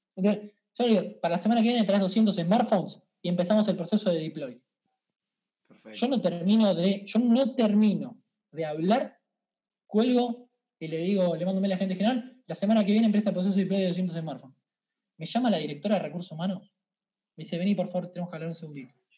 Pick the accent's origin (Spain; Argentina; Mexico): Argentina; Venado Tuerto, Santa Fe; now in Buenos Aires, Argentina; Venado Tuerto, de donde yo soy, es una ciudad